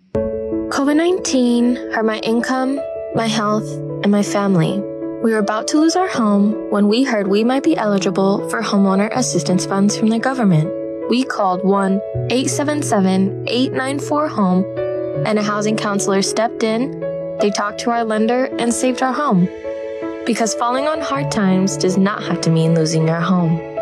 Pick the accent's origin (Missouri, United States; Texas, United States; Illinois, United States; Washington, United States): Washington, United States; Seattle; I'm born and raised in Seattle, so Seattle